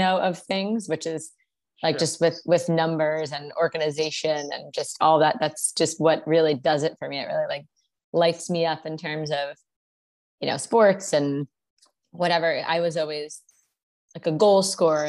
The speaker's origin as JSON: {"language": "English", "region": "New Jersey", "country": "United States", "also_born_or_lived": "Memphis, Tennessee / Miami", "moved": "as an adult", "said": "I'm from New Jersey, went to college in Memphis, Tennessee"}